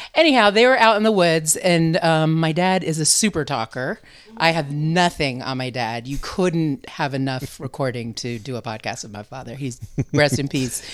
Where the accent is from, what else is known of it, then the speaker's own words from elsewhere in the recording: Vermont, United States; also born or lived in New Hampshire / North Beach, San Francisco; now in San Francisco, United States; I was born in New Hampshire and raised in Vermont